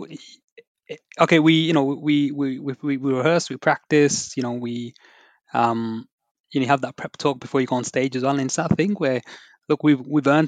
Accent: United Kingdom; I'm a British Asian background

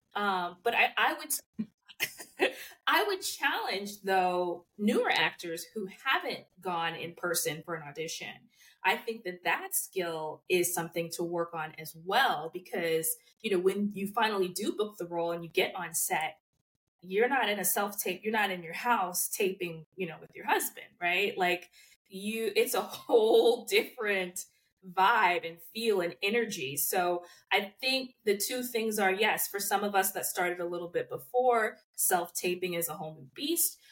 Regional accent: New Jersey, United States; moved away as an adult; also born or lived in New York; now in Los Angeles, United States; I'm actually from New Jersey

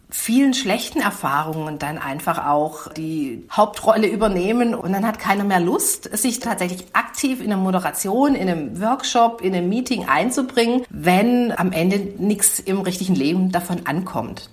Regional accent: Swabia, Germany; accent: Swabian; ich bin, man mag's an der Sprachfärbung hören, bin Schwäbin

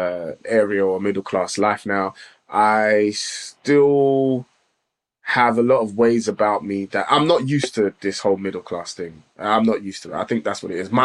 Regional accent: London, United Kingdom; also born or lived in Islington; I was born and lived in Islington for like 4 years before I actually moved to Tottenham.

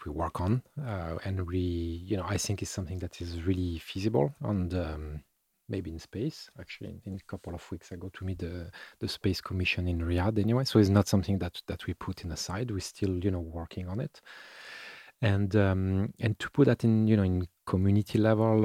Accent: France; I'm from France

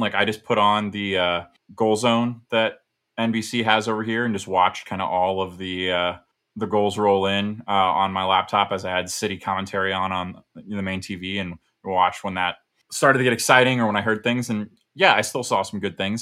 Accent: United States; as an American

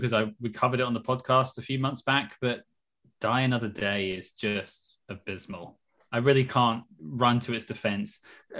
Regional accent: England, United Kingdom; I'm from England

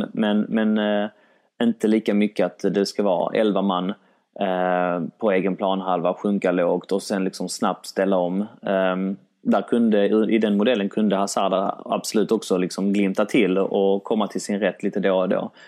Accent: Sweden; min mamma är från Polen, min pappa är från Grekland, jag är född i Sverige

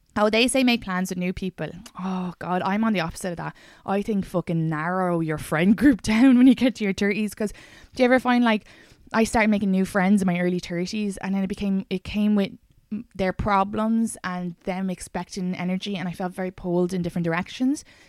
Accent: Ireland; now in New York, United States; I'm Irish

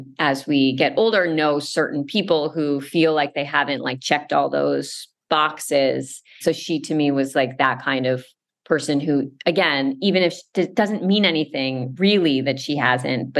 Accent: Westchester, New York, United States; I grew up in Westchester outside of New York City. So I'm certainly like a New York person for my entire life

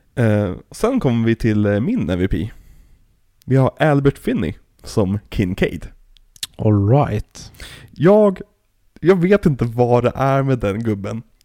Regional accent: Sweden; oss som svenskar

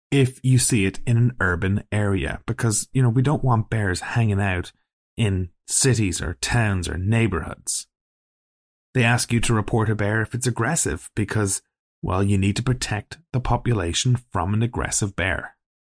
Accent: Ireland; we're both Irish. You know, we grew up in Ireland where there's no wild animals

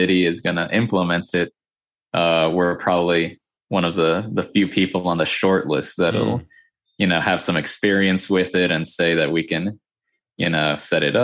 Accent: Boca Raton, Florida, United States; I live in a city called Boca Raton, which is about an hour north of Miami. I think that's the spot everybody knows in Florida, right? Miami or Orlando. So yeah, I live about an hour north of Miami, lived here my whole life pretty much

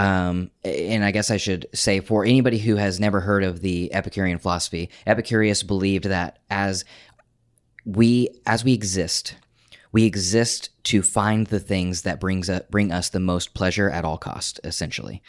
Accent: Oklahoma, United States; moved away as an adult; I grew up in Oklahoma.

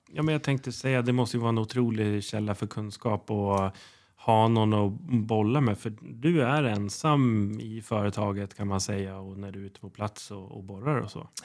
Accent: Uppsala, Uppsala County, Sweden; now in Gotland, Sweden; Jag är ju själv från Uppsala

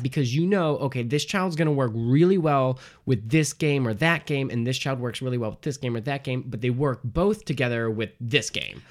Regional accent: Port Huron, Michigan, United States; moved away as an adult; also born or lived in Detroit, Michigan; now in Chicago, United States; I'm originally from Detroit, Michigan, and, um, or Port Huron

